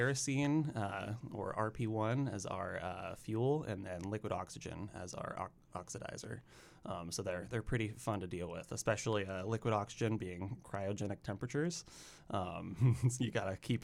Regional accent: Sebastopol, California, United States; moved away as an adult; now in Oregon, United States; I'm originally from Northern California, a small town called Sebastopol. Not Sevastopol, Ukraine, but Sebastopol, California. basically lived there up until college.

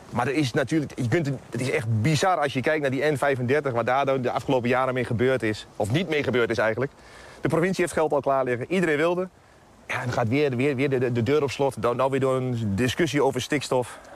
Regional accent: Twente, Overijssel, Netherlands; dat is in mijn geval natuurlijk uit Twente

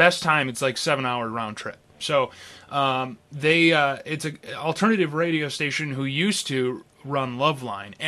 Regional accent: Perry, Michigan, United States; I'm from Perry

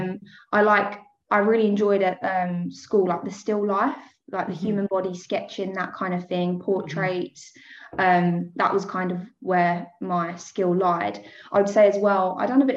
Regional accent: Essex, East of England, United Kingdom; I was born in Essex. I'm still living here now

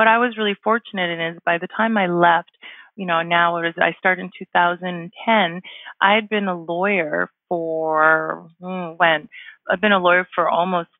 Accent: Vancouver, British Columbia, Canada; moved away as an adult; also born or lived in Toronto; now in Calgary, Canada; I'm originally from Vancouver

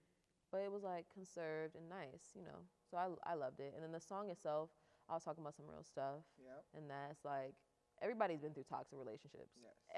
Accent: Akron, Ohio, United States; born or raised there

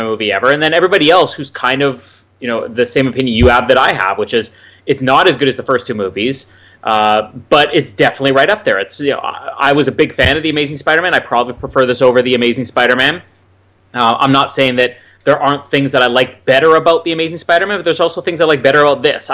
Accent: Canada; I am Canadian

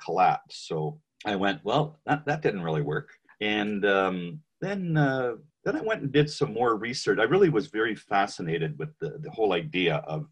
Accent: Vancouver, British Columbia, Canada; also born or lived in Montreal; That's where I was from Vancouver

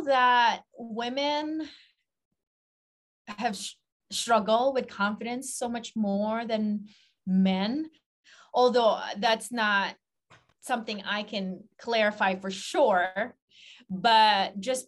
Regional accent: Philippines; growing up in the Philippines

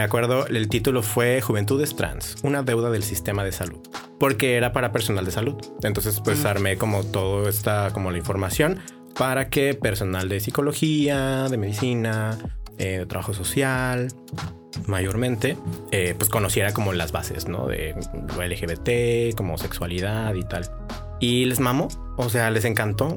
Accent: Tijuana, Baja California, Mexico; also born or lived in Chihuahua; acá en Tijuana y pues yo crecí en el Florido

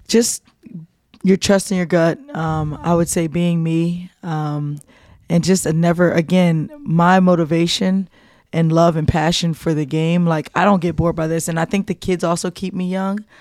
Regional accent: New Jersey, United States; moved away; I'm from Jersey

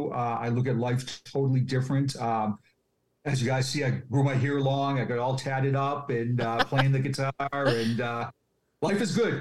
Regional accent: Quincy, Massachusetts, United States; I was born and raised in Quincy

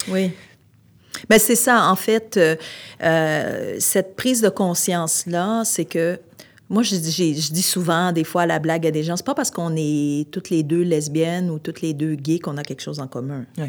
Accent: Montreal, Quebec, Canada; also born or lived in Outaouais; now in Montreal, Canada; je suis originaire de Montréal

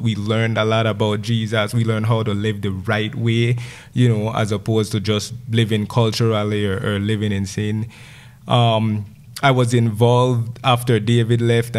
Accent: Gales Point, Belize District, Belize; so I grew up in Gales Point. I left the village to go to high school, you know, when I was 12 years old

